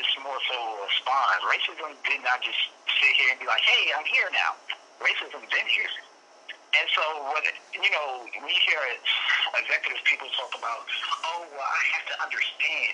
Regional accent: Virginia, United States; moved away as an adult; also born or lived in Washington State; I'm born and raised in Virginia, I moved out to Washington State for career moves

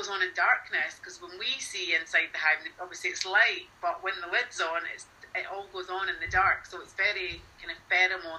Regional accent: Scotland, United Kingdom; we're Scottish.

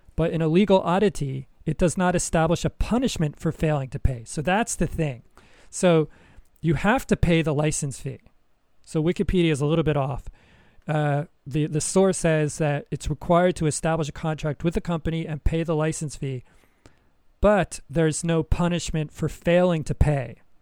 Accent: United States; moved away; I'm American. I love my country

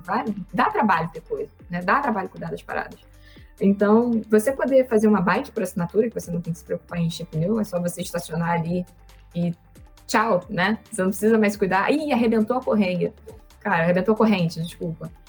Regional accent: Campos dos Goytacazes, Rio de Janeiro, Brazil; moved away; Eu vim do interior, eu vim lá de Campos do Goitacazes

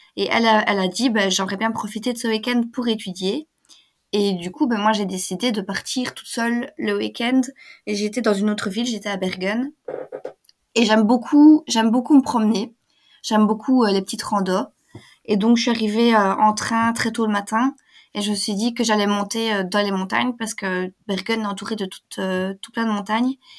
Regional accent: Belgium; je suis belge

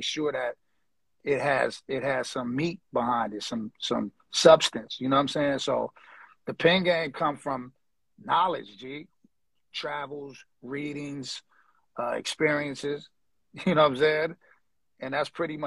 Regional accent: Los Angeles, California, United States; now in Hawaii, United States; I'm from L.A., like, South Central area.

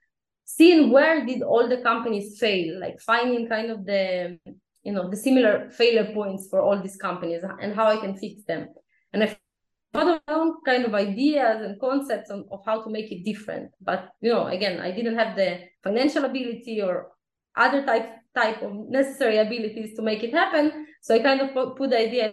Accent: Israel; also born or lived in Ukraine; when I was 4 years old, my family immigrated to Israel

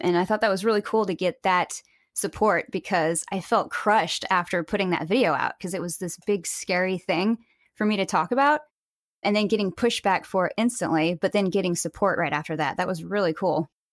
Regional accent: Springfield, Missouri, United States; now in California, United States; I grew up in Springfield, Missouri, actually, and I now live in California

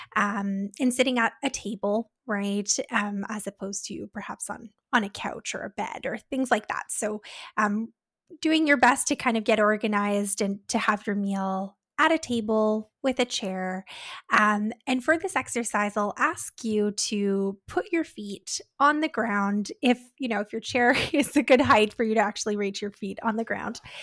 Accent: Canada; We're Canadian dietitians supporting those with eating disorders

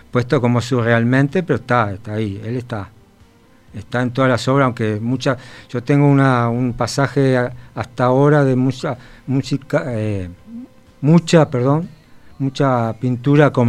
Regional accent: Canelones, Uruguay; born there; Yo en Canelones

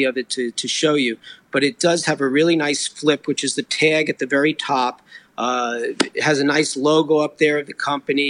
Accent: New Jersey, United States; also born or lived in New York City; I was born in New York, the city, but I grew up just across the river in New Jersey

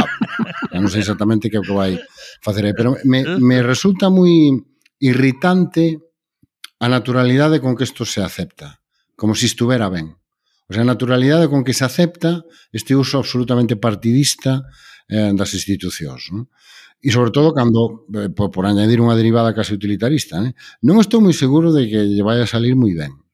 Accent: Galicia, Spain

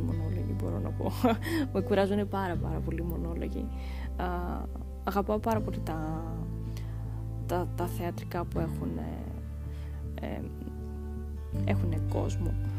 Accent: Kavala, Eastern Macedonia and Thrace, Greece; also born or lived in Thasos / Thessaloniki; now in Athens, Greece; η καταγωγή μου είναι από τη Θάσο, από το νησί της Θάσου και μεγάλωσα καβάλα

